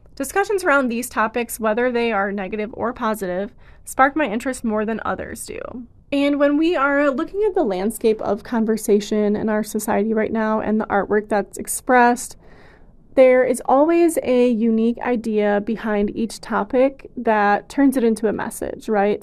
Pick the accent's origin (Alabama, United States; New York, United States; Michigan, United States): Michigan, United States; moved away; It's really nice to be in my hometown for a while